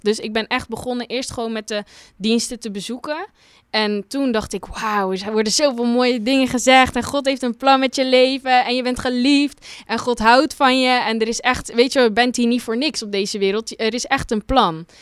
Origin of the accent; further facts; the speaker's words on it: Terneuzen, Zeeland, Netherlands; ik kom uit Terneuzen, uit Zeeland